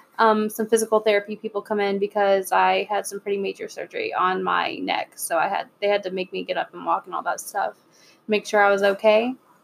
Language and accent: English; Jacksonville, Florida, United States; I'm from Jacksonville